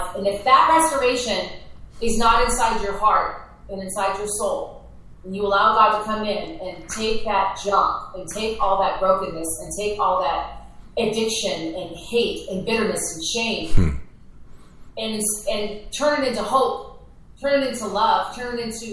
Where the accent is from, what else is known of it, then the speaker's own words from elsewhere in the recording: Minnesota, United States; I was raised in Minnesota, so the land of 10,000 lakes